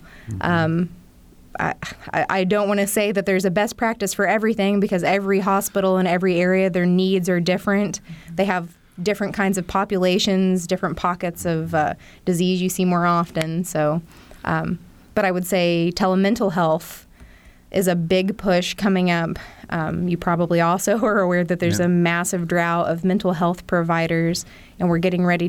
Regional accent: Sullivan County, Indiana, United States; I'm from Sullivan County, which is about half an hour south of Terre Haute.

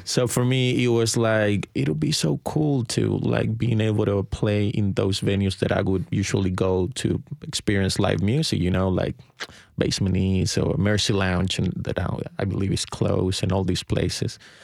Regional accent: Chile; now in Nashville, United States; I'm from Chile, and I, and I moved to the States in two thousand five

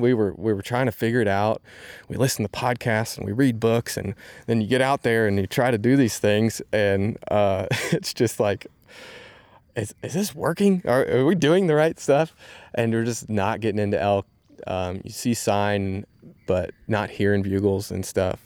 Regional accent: Indiana, United States; we're from Indiana

